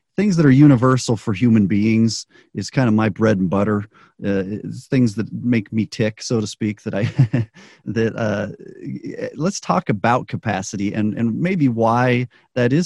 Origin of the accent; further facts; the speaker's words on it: United States; also born or lived in Chile; most of us in the U.S. who grew up here